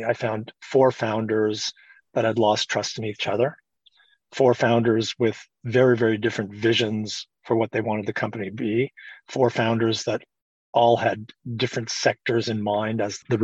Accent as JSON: {"language": "English", "country": "Canada", "said": "being a Canadian, where you never want to offend anybody"}